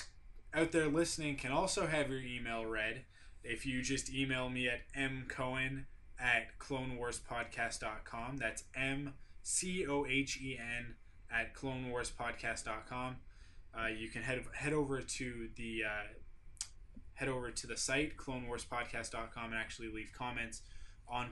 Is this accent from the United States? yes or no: no; Canada; obviously I'm from Canada, not Australia. Can you tell by the accent